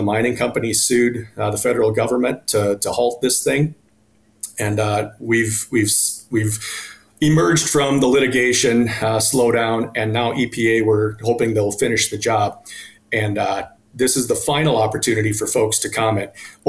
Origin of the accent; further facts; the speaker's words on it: Gaylord, Minnesota, United States; moved away as an adult; also born or lived in South Dakota; I grew up in Gaylord, Minnesota, down by Mankato, went to school at St. Olaf in Northfield. So I spent the first 21, 22 years of my life living in Minnesota